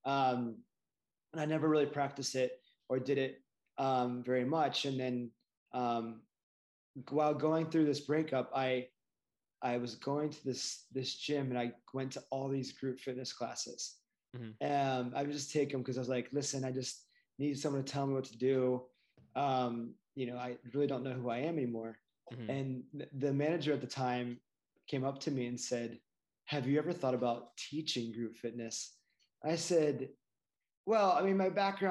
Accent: Ohio, United States; I grew up in Ohio

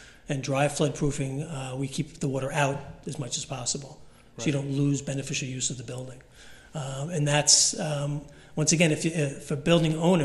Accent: South Shore of Long Island, New York, United States; growing up on the South Shore of Long Island

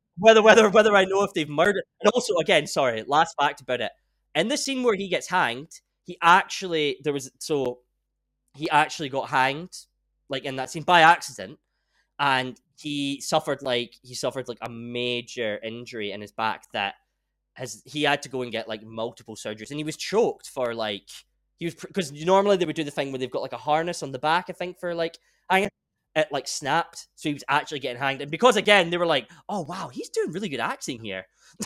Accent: Scotland, United Kingdom; we're both Scottish

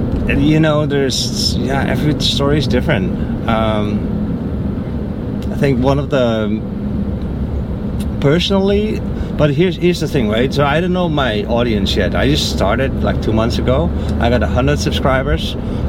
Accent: New York, United States; Yeah, I was from New York.

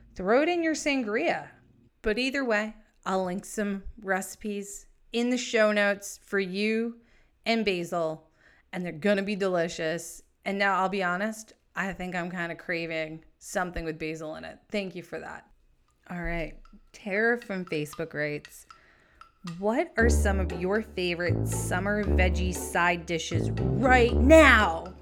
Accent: New England, United States; also born or lived in San Diego; I'm from New England

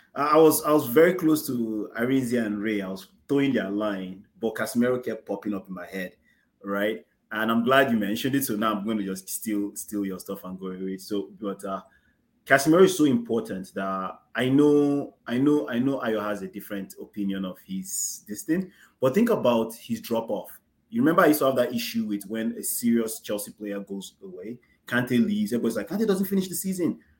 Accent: Nigeria; as Nigerians

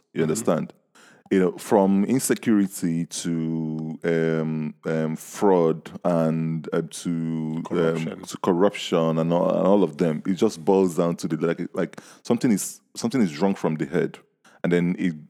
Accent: Nigeria; now in United Kingdom; I grew up in Nigeria.

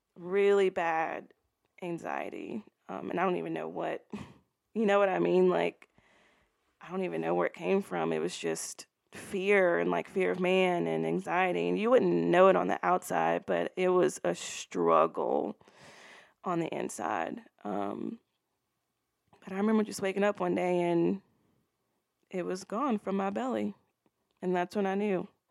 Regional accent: Baton Rouge, Louisiana, United States; I was born and raised in Baton Rouge, Louisiana.

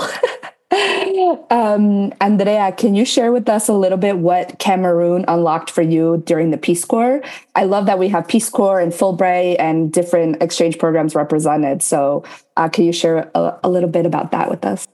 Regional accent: New Jersey, United States; also born or lived in Paraguay; now in Florida, United States; originally from New Jersey, Jersey girl forever

